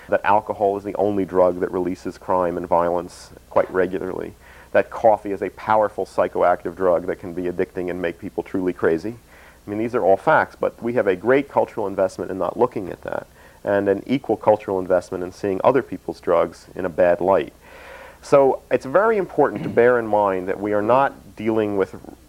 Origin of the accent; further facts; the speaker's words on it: Philadelphia, Pennsylvania, United States; moved away; also born or lived in Boston; I was an Easterner, I came from the Northeast, I was born in Philadelphia and went to school in Boston